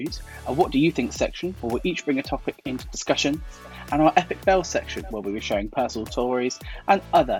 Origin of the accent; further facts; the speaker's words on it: Hampshire, South East England, United Kingdom; I am 21 and I am from Hampshire.